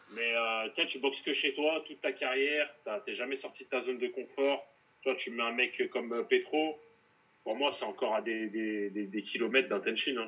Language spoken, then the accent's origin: French; France; je suis français